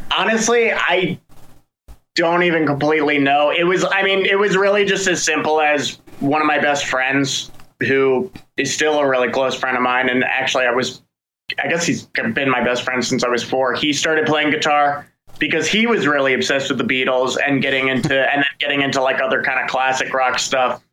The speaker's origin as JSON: {"language": "English", "town": "Frederick", "region": "Maryland", "country": "United States", "tie": "born or raised there", "moved": "yes", "lives_now": "Baltimore, United States", "said": "I grew up in Frederick"}